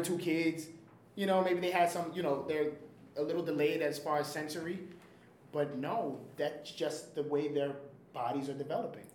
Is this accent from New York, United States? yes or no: yes; New York City, New York, United States; I grew up in the Bronx in the projects in the Bronx